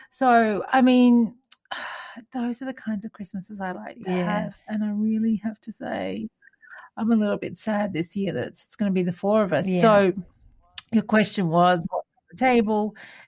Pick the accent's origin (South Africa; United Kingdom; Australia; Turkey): Australia; New South Wales; been at home with family, having seafood, because, of course, we are from New South Wales.